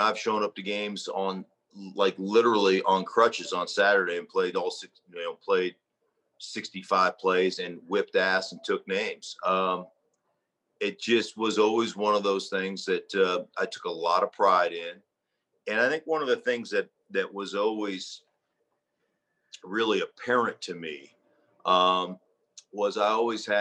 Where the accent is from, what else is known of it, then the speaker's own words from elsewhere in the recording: Alaska, United States; moved away as an adult; also born or lived in Idaho; I grew up in Alaska